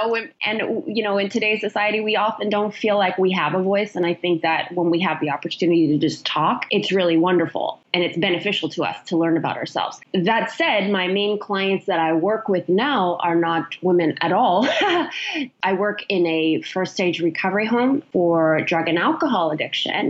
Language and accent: English; Canada; also born or lived in Chilliwack, British Columbia; being Canadian